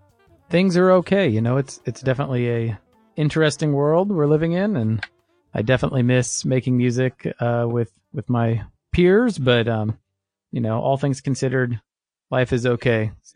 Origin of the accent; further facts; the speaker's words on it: Kansas City, United States; also born or lived in Chicago; Sure. Yeah, so I grew up in, well, I was born outside of Chicago, and we moved to Kansas City when I was young. So I grew up here